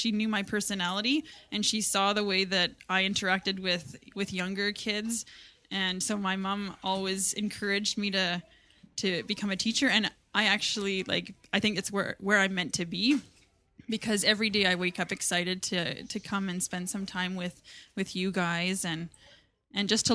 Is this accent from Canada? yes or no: yes; Chilliwack, British Columbia, Canada; also born or lived in Langley; So I am from Chilliwack. I was initially born in Langley.